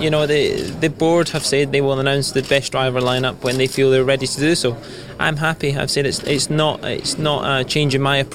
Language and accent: English; United Kingdom; being a British driver